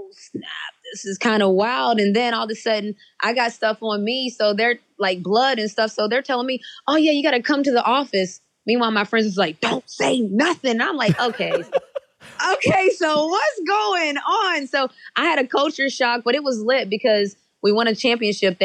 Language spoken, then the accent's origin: English; West Virginia, United States; moved away as an adult; now in Atlanta, United States; So I grew up in West Virginia, where in elementary school, I was the only Black student in the building.